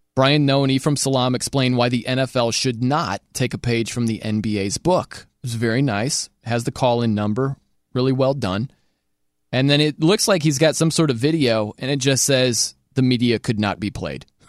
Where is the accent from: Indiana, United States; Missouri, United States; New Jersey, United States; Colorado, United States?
Indiana, United States; South Bend; I'm from South Bend, Indiana.